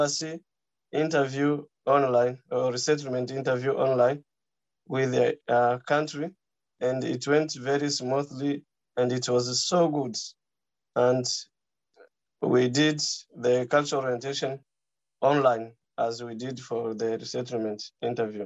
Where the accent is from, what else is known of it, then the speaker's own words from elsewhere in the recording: DR Congo; also born or lived in Nairobi, Kenya; now in a Nordic country; I'm a refugee from the Democratic Republic of Congo. I was resettled from Kenya to a Nordic country.